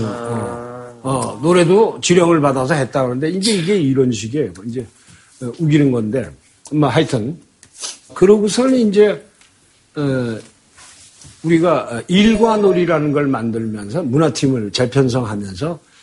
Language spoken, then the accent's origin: Korean; South Korea; 나는 남한 역사의 산물이고, 난 남한에 귀속돼 있다.